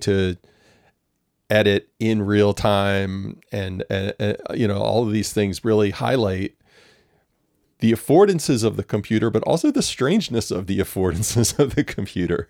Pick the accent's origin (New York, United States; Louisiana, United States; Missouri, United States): Louisiana, United States; New Orleans; I'm from New Orleans